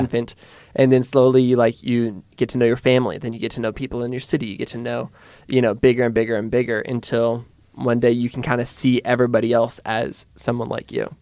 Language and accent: English; Pullman, Washington, United States; I grew up in Pullman, Washington